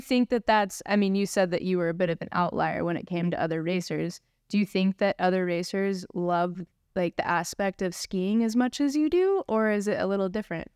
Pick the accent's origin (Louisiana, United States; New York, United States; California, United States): California, United States; Travis and I grew up together here in Lake Tahoe, skiing at Palisades